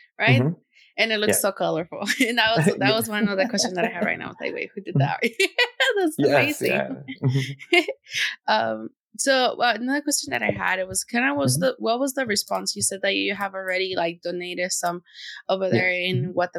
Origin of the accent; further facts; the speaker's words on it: Tegucigalpa, Francisco Morazán, Honduras; I'm from Tegucigalpa